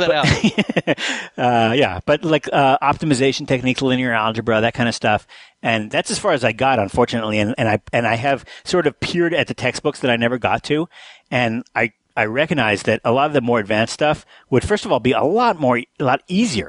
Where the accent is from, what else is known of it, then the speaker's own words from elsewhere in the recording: New Mexico, United States; I grew up in New Mexico